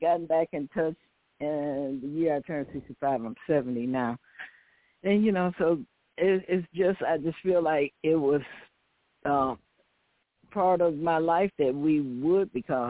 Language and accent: English; the South, United States; accent: Southern; I had a Southern accent, and I still have it